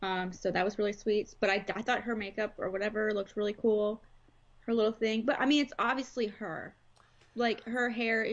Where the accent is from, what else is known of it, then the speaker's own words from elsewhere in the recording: Texas, United States; maybe it's because I grew up in Texas and I grew up around like a bunch of like, you know, barbecue